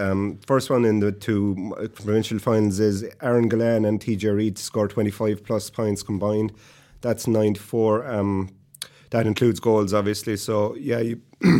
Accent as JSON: {"language": "English", "area": "Tipperary", "region": "Munster", "country": "Ireland", "said": "I am from Tip"}